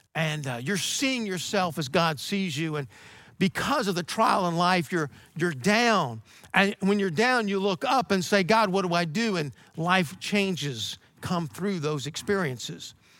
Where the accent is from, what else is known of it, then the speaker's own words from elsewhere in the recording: Georgia, United States; moved away; where I grew up in Georgia